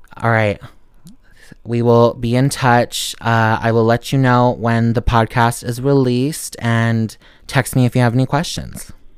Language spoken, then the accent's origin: English; Montana, United States; I'm from Montana